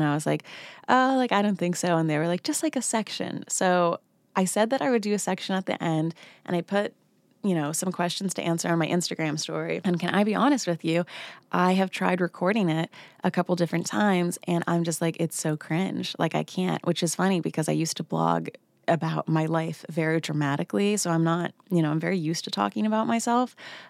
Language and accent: English; New Jersey, United States; So I was born in New Jersey.